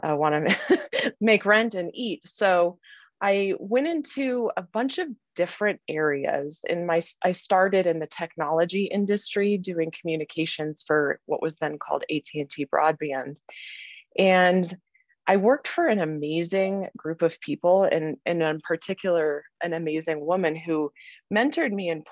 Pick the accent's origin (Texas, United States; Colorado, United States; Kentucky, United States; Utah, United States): Colorado, United States; I had really two options in Colorado because I needed to stay in state